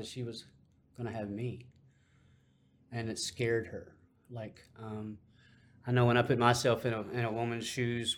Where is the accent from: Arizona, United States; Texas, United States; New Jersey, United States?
Texas, United States; Dallas; also born or lived in Amarillo, Texas; by the time I was around 2 years old, I'd moved to Dallas